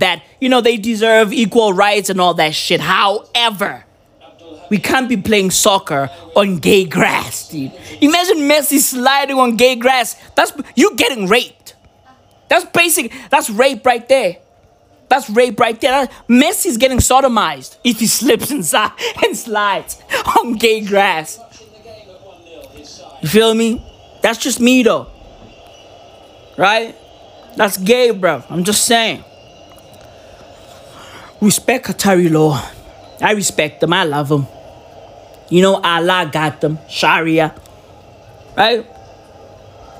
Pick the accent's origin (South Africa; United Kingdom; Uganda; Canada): South Africa; I'm South African